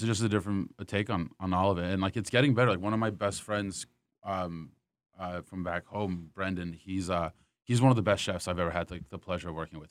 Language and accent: English; Wilmington, North Carolina, United States; moved away as an adult; also born or lived in Raleigh, North Carolina; now in New York, United States; originally born and raised in Wilmington, North Carolina.